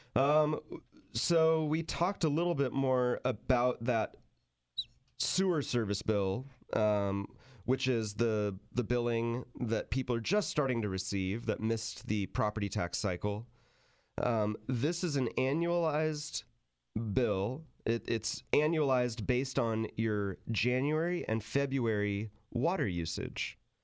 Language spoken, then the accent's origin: English; Sacramento, California, United States; moved away as an adult; also born or lived in San Luis Obispo County; Tim, who I grew up with in Sacramento